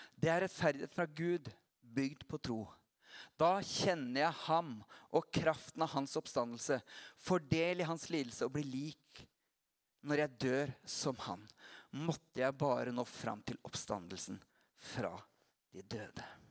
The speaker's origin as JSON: {"language": "Norwegian", "town": "Porsgrunn", "region": "Telemark", "country": "Norway", "tie": "born or raised there", "also_born_or_lived": "Notodden", "said": "se på meg som en porsgrunnsgutt"}